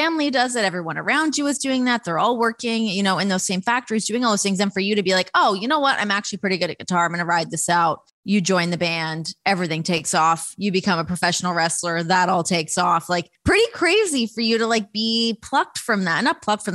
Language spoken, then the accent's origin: English; Toronto, Ontario, Canada; across Lake Ontario for me from Toronto